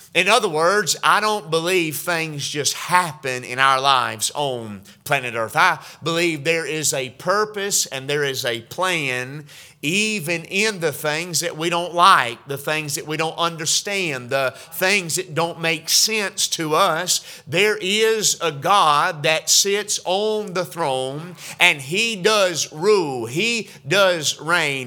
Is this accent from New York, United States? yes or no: no; Georgia, United States; now in West Virginia, United States; growing up in Georgia